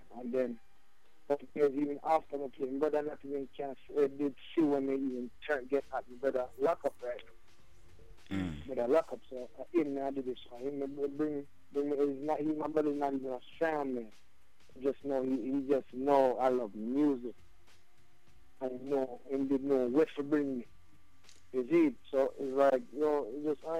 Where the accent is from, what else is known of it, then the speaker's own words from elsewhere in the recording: Trenton, New Jersey, United States; also born or lived in Clarendon, Jamaica (family); I was born right here in Trenton